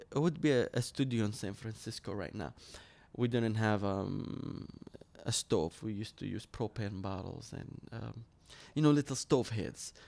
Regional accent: Suq al-Shuyukh, Dhi Qar, Iraq; moved away; I grew up in Nasser, Iraq, um, in Sugi Shuyukh

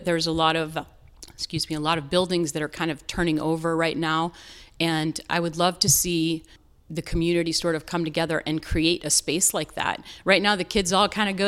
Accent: North Carolina, United States; moved away; I grew up in the South in North Carolina

